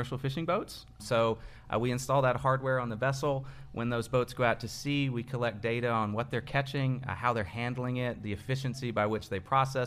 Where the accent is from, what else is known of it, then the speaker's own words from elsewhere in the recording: Lexington, Kentucky, United States; I'm from here in Lexington, grew up, went to Paul Lawrence Dunbar